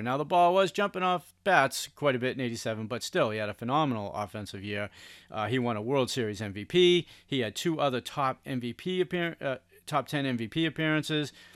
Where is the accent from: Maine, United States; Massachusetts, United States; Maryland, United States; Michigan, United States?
Massachusetts, United States; Boston; growing up in Boston